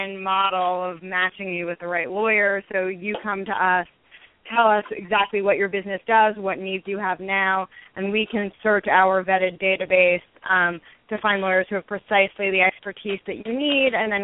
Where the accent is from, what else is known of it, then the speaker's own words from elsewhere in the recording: New York City, New York, United States; I grew up in New York City before going to Yale for both college and law school